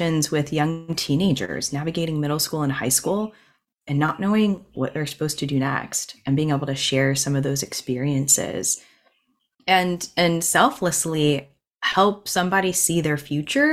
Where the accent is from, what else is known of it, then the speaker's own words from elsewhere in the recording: United States; moved away; We went back to my hometown last week and spent a whole week and stayed with my childhood best friend